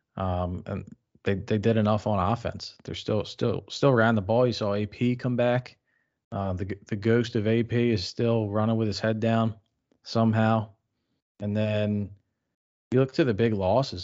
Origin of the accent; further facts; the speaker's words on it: Philadelphia, Pennsylvania, United States; we were born in the Philadelphia area